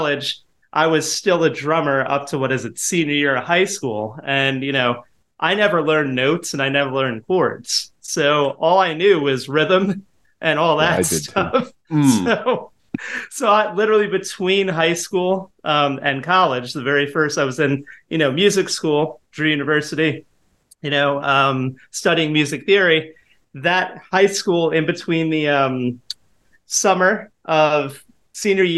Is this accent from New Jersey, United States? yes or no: yes; Rockaway, New Jersey, United States; moved away as an adult; now in New York City, United States; I grew up in Rockaway